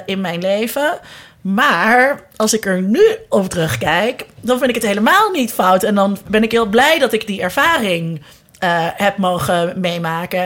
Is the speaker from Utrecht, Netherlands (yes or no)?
yes; Zeist, Utrecht, Netherlands; moved away as an adult; also born or lived in Amsterdam; ik kwam uit Zeist en iedereen uit Zeist, die uit Zeist kwam, die werd ergens lid